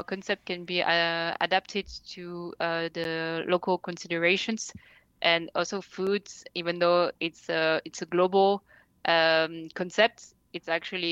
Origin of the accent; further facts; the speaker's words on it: France; I was born and raised in France, but I'm actually only half French